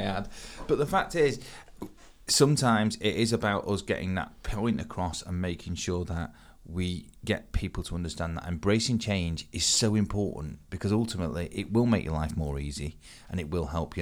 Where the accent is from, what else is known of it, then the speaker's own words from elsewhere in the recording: Manchester, North West England, United Kingdom; I grew up in Manchester, so for me personally, I remember those textile mills